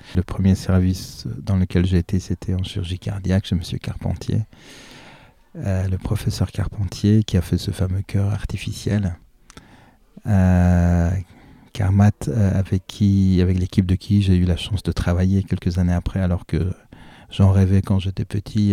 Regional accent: Ivry-sur-Seine, Île-de-France, France; born or raised there; also born or lived in Iran / La Défense

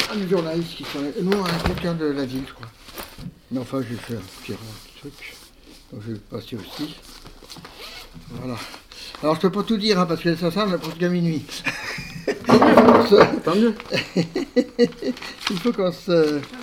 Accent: Montreuil, Île-de-France, France; also born or lived in Romainville; on habitait Romainville à l'époque, en 1940, en 1939, pardon. Et à la fin de 40, après, on est revenu d'Exode, on est, on, est, venu à Montreuil

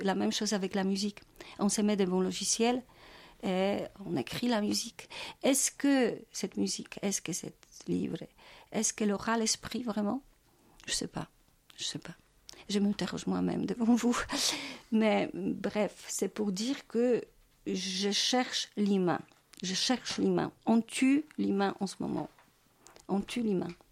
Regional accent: Wrocław, Lower Silesian Voivodeship, Poland; French is a second language; moved away as an adult; also born or lived in Kraków; now in Paris, France; je suis née à Wrocław, c'est ma ville natale. Alors déjà, quand j'étais au collège, j'ai suivi euh, j'ai de, oui, des ateliers de, travail de Grotowski

